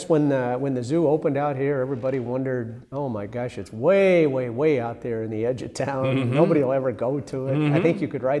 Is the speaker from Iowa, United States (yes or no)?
yes; North Central Iowa, United States; I grew up in North Central Iowa, a small town